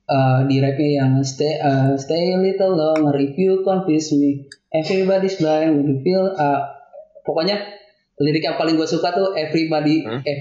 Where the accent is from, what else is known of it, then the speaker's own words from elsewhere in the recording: Kuningan, West Java, Indonesia; Oke, gue juga orang Kuningan, Cijoho gue.